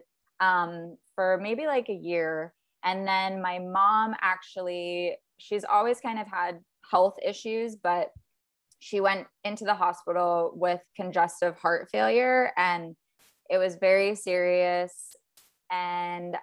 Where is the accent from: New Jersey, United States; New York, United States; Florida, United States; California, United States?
Florida, United States; South; also born or lived in Virginia; And I'm from Virginia originally, but I pretty much grew up in South Florida and I'm still in Florida